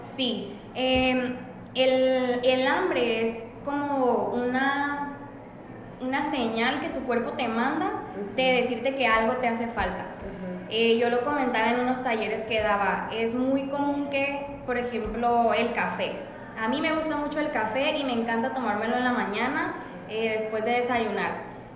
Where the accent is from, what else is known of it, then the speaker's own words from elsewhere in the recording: Los Mochis, Sinaloa, Mexico; Soy originaria de Los Mochis, eh, ahí es donde vivo en este momento